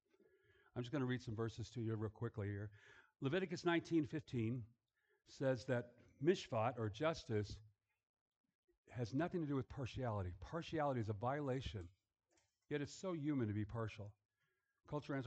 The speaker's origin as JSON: {"language": "English", "town": "Los Angeles", "region": "California", "country": "United States", "tie": "born or raised there", "also_born_or_lived": "Germany", "said": "I grew up in a Jewish neighborhood"}